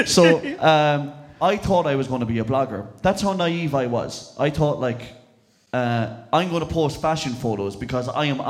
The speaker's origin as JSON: {"language": "English", "town": "Castlerea", "region": "Connacht", "country": "Ireland", "also_born_or_lived": "Sligo", "moved": "as an adult", "said": "I came from Castlereagh, County Roscommon."}